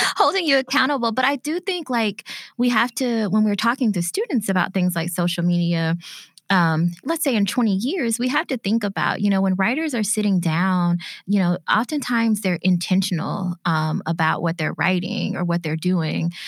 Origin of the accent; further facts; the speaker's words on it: Bessemer, Alabama, United States; my hometown of Bessemer, Alabama